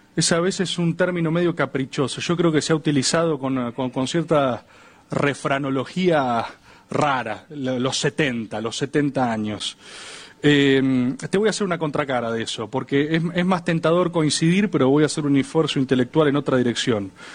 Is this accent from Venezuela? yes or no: no; Argentina